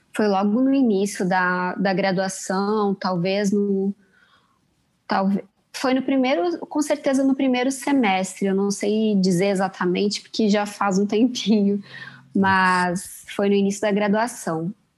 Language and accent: Portuguese; Erechim, Rio Grande do Sul, Brazil; moved away as an adult; also born or lived in São Paulo / Milan, Italy; now in Rio de Janeiro, Brazil; Erechim é, foi a cidade onde eu cresci, é uma cidade pequena